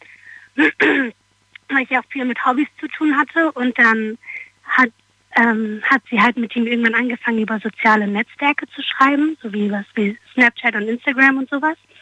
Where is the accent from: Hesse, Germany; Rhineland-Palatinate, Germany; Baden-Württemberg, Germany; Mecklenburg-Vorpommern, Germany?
Hesse, Germany; Darmstadt; aus Darmstadt